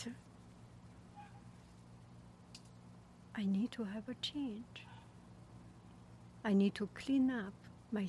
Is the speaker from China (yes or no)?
yes; China; moved away; I am from China